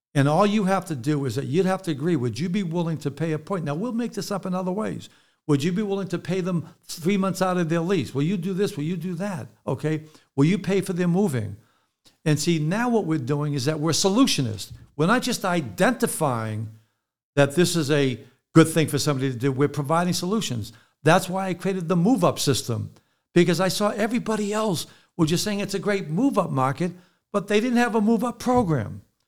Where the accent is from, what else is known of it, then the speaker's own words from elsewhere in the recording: Boston, Massachusetts, United States; also born or lived in New Jersey / California; now in Connecticut, United States; I'm from Boston originally, but I lived in New Jersey for twenty years, then California for twenty years. Now I live in Connecticut